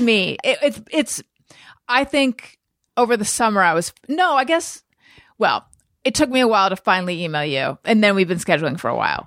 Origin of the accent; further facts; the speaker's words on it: California, United States; moved away as an adult; also born or lived in New York; when I moved from New York to California